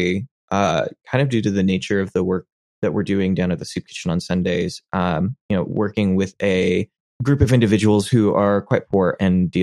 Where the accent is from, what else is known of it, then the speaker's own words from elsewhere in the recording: United States; as an American in my culture